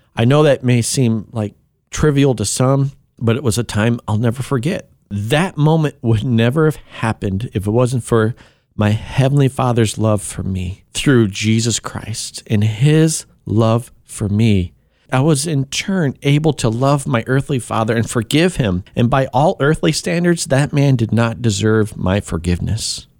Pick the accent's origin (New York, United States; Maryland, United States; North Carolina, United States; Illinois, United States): Illinois, United States; Kankakee; born or raised there; also born or lived in Tennessee